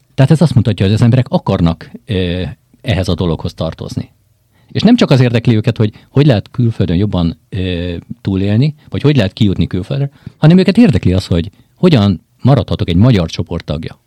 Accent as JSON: {"language": "Hungarian", "country": "Hungary", "moved": "yes", "said": "én onnét jöttem, tudom, hogy én Nekem a gyökerem ott"}